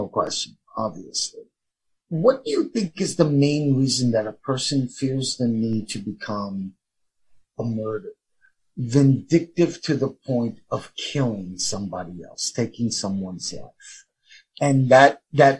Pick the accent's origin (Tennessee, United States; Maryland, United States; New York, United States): New York, United States; New York City; I grew up in the South Bronx